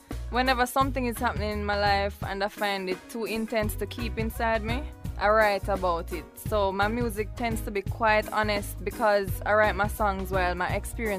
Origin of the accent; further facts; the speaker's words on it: Jamaica; moved away as an adult; now in Washington, D.C., United States; I'm a Jamaican by birth.